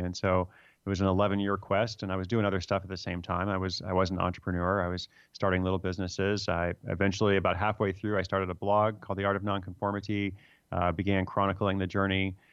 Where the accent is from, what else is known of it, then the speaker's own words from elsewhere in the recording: United States; also born or lived in Sierra Leone; I'm American